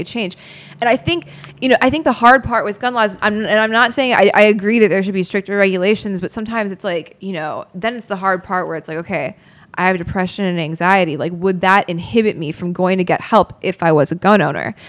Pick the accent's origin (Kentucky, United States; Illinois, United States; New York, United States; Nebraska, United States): Illinois, United States; Crystal Lake; the hometown we grew up in, in Crystal Lake